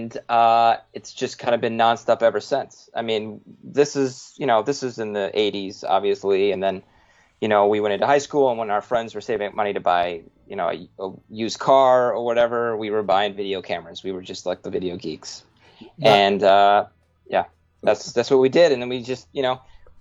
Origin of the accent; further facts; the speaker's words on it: Woodbury, Minnesota, United States; we grew up in Minnesota, suburb Woodbury, outside of St. Paul, Minnesota